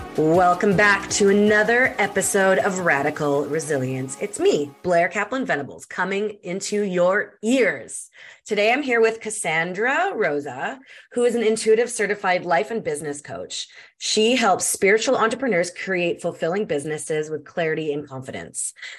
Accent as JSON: {"language": "English", "country": "Canada", "said": "I'm Canadian."}